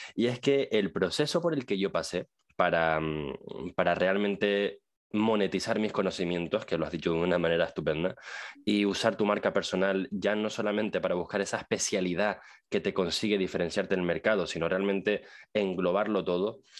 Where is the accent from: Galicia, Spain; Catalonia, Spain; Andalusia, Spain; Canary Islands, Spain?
Canary Islands, Spain; Tenerife; Es mi tierra